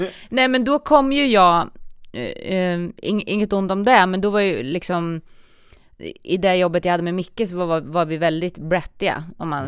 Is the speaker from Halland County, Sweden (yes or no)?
no; Ljungsbro, Östergötland, Sweden; moved away; also born or lived in Linköping; Ljungsbro, mm. där jag kommer ifrån